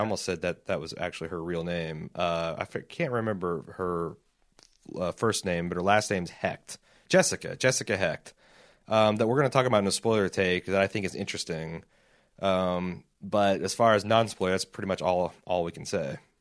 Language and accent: English; Indiana, United States; growing up in Indiana